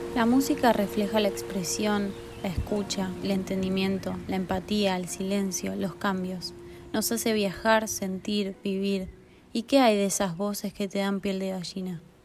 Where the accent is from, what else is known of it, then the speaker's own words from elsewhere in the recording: Uruguay; soy DJ uruguayo